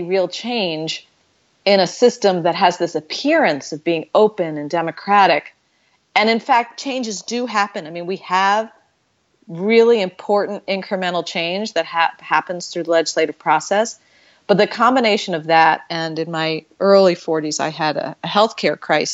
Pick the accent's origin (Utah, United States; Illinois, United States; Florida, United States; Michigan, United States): Florida, United States; also born or lived in New York; When we moved to Florida, it was the very first year of busing